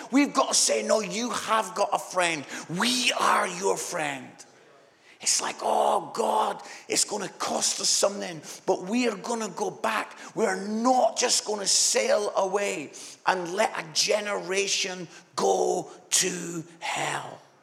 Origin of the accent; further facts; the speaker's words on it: Scotland, United Kingdom; I'm Scottish